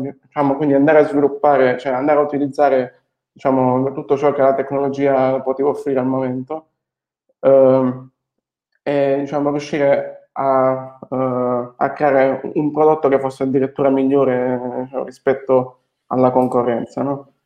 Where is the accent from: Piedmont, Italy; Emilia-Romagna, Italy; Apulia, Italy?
Apulia, Italy; Foggia; moved away as an adult; also born or lived in Bologna / Nice; sono nato, sono nato e cresciuto a Foggia